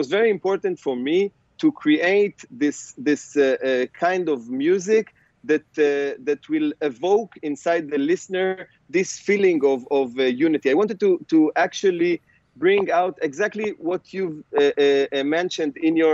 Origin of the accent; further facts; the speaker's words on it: Israel; I grew up here in Israel